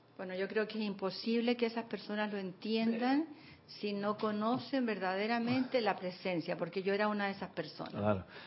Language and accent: Spanish; Chile; moved away as an adult; now in Panama; cuando yo me vine de Chile